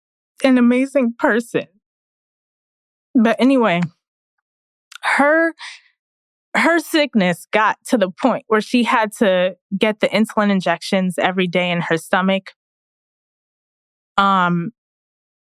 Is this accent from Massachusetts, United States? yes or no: no; Queens, New York, United States; So my family, I'm first generation Jamaican American. My family's from Jamaica.